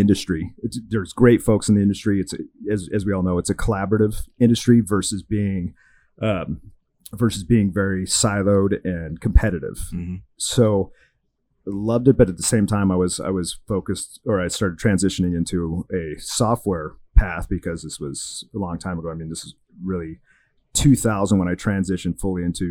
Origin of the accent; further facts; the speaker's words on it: Portland, Oregon, United States; moved away as an adult; also born or lived in Scottsdale, Arizona; now in Fort Lauderdale, United States; I'm originally from the Pacific Northwest, Portland, Oregon area, drinking great craft beer in high school.